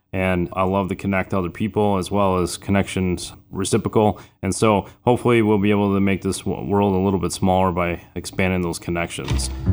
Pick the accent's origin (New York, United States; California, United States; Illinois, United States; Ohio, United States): Illinois, United States; Chicago; also born or lived in Florida; I'm originally from Florida, but I was raised on the south side of Chicago